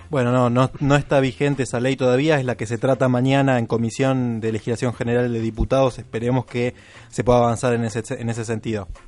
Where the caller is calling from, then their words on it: Morón, Buenos Aires Province, Argentina; de Morón quiero comentar mi experiencia.